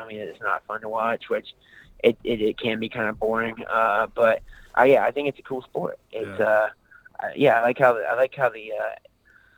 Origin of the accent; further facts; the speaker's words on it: Aiken, South Carolina, United States; I'm from Aiken, South Carolina, and it's a small town near Augusta, Georgia